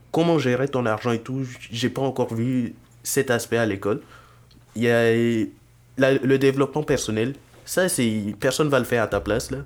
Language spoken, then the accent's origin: French; Burkina Faso; moved away as an adult; now in Montreal, Canada; j'ai vécu majoritairement dans mon pays d'origine, le Burkina Faso